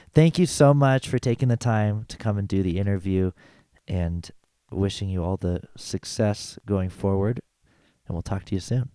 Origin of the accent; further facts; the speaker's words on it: Louisville, Kentucky, United States; I grew up in Louisville